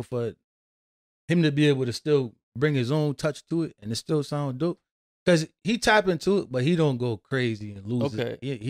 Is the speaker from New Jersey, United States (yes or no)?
no; Hartford, Connecticut, United States; growing up in Hartford